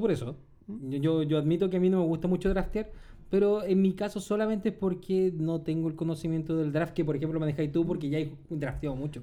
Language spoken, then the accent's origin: Spanish; Chile; el único español que existe es chileno